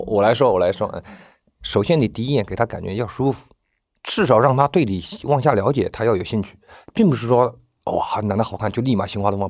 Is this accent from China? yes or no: yes; China; 我们内地人这个节日都不看得重